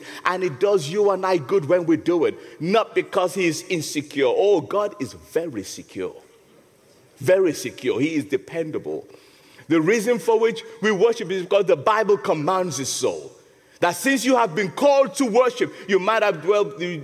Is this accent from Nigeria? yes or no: yes; Nigeria; now in England, United Kingdom; When I first came to England, you know, I'm a Nigerian